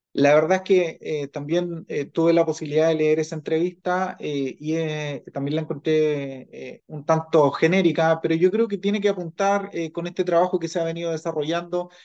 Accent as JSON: {"language": "Spanish", "country": "Chile", "said": "como sociedad chilena"}